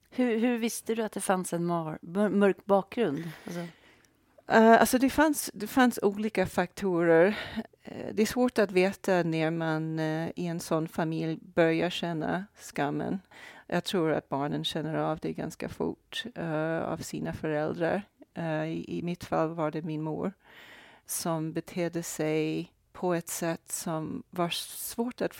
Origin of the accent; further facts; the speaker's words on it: Brazil; born there; jag är alltså född i Brasilien.